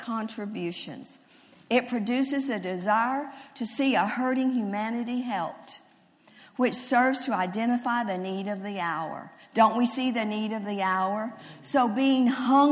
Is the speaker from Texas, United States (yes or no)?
yes; Texas, United States; I'm a Texan